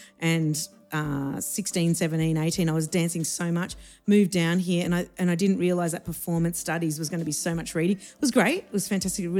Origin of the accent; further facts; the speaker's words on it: Hervey Bay, Queensland, Australia; moved away as an adult; also born or lived in Tehran, Iran / Sydney; now in Melbourne, Australia; I grew up in Sydney until maybe about grade four, and then most of what I can remember happened in Harvey Bay in Queensland.